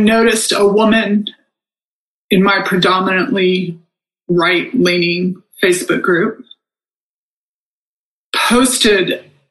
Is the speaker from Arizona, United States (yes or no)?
no; Texas, United States; I grew up in Texas